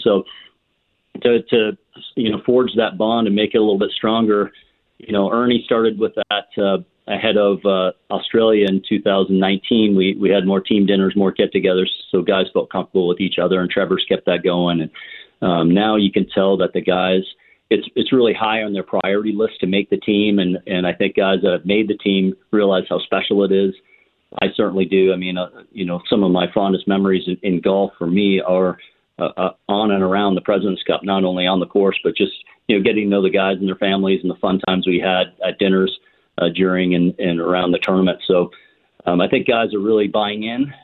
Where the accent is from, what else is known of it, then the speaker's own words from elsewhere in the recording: Ontario, Canada; growing up in Ontario and playing hockey